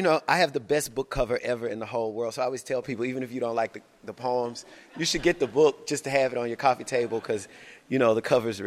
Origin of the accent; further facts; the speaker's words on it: Shreveport, Louisiana, United States; moved away as an adult; also born or lived in New Orleans, Louisiana / Houston, Texas / San Diego, California; I'm originally from Shreveport, Louisiana, and I grew up there till I would say 18